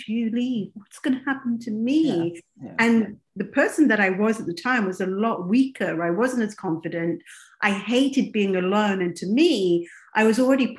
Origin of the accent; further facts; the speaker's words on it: England, United Kingdom; moved away as an adult; also born or lived in Kenya / Dubai / America; now in United States; I was raised in England. I was born in Kenya, but raised in as a South Asian girl, I'm Indian.